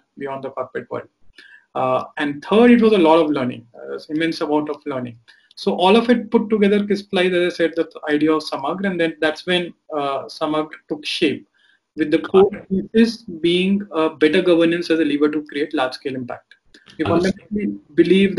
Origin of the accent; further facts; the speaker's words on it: Delhi, India; growing up in Delhi